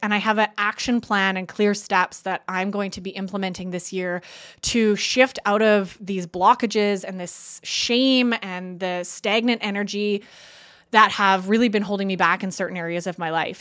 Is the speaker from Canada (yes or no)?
yes; Canada; I'm Canadian